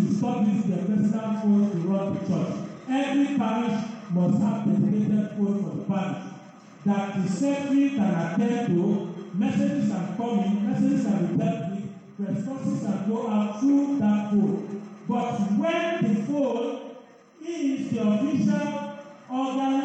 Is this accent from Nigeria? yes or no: yes; Lagos, Nigeria; I was born in Lagos, baptized in Lagos, first communion in Lagos, confirmation in Lagos, ordained in Lagos, worked in Lagos